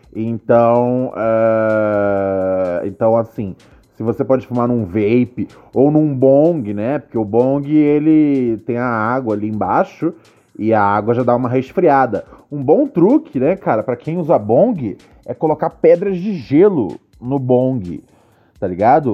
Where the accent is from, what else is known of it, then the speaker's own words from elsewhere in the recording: Rio de Janeiro, Brazil; Bom Sucesso, minha terra